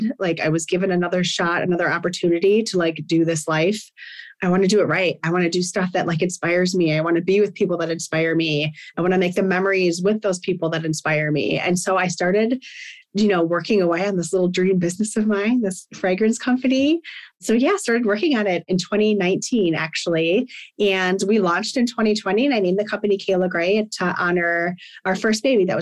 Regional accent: Wisconsin, United States; moved away; I was born and raised in Wisconsin.

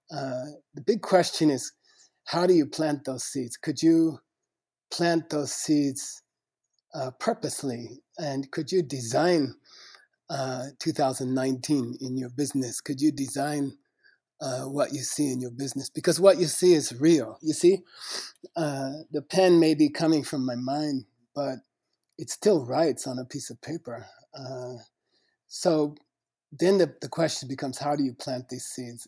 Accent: United States; I was born in the United States, uh, not not a very rich family in a small small city

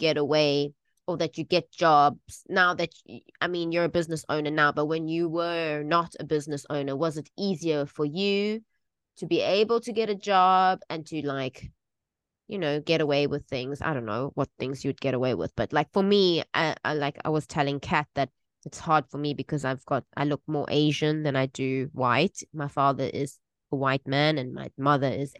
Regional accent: South Africa; moved away as an adult; now in Taiwan; I was brought up in South Africa.

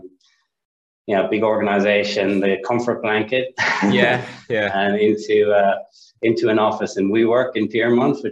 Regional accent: Ireland; accent: Irish; moved away as an adult; now in Sydney, Australia; I'm Irish, as you can probably tell by the accent

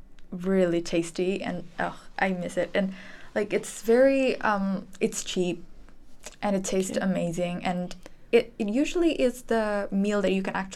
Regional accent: Indonesia; moved away as an adult; now in Netherlands; I'm 19 years old and I'm from Indonesia.

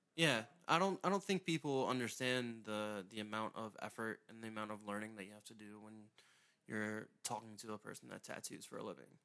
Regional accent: St. Mary's County, Maryland, United States; I grew up in Saint Mary's, and there's, there were a couple galleries down there

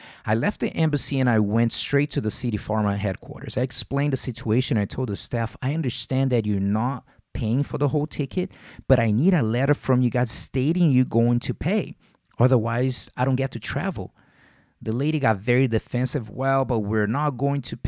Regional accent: Rio de Janeiro, Brazil; moved away; I'm born and raised in Vila Isabel

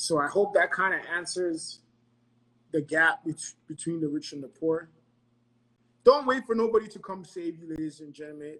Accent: Ghana; moved away; I was born and raised in Ghana

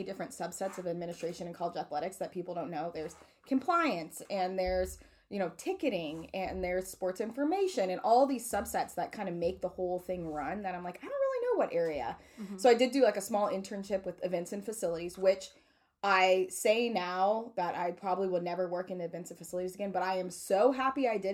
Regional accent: Southern California, United States; moved away as an adult; also born or lived in Arizona / Ohio; now in Mississippi, United States; I'm originally from Southern California

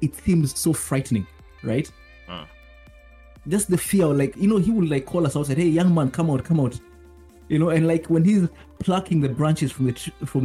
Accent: Kenya; now in Japan; Growing up in Kenya, when I was in primary school, which is elementary school

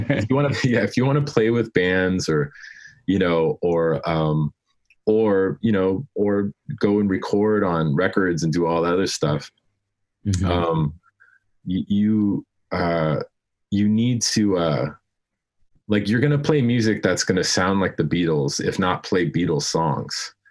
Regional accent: Denver, Colorado, United States; I grew up in Denver

